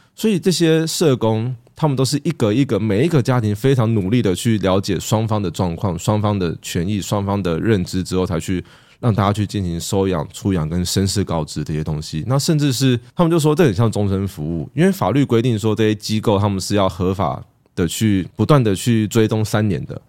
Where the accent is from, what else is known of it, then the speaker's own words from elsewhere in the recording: Taiwan; 我们都还是在台湾长大的人